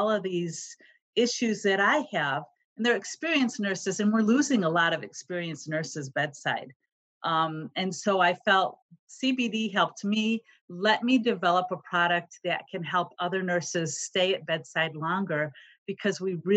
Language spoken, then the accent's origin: English; Chicago, Illinois, United States; moved away as an adult; now in Cincinnati, United States; I was born and raised in Chicago and lived there all my life.